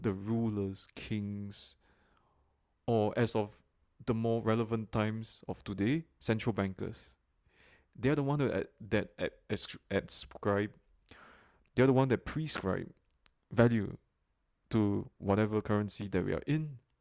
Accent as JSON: {"language": "English", "country": "Singapore", "said": "a Bitcoin investor and enthusiast, originally from Singapore"}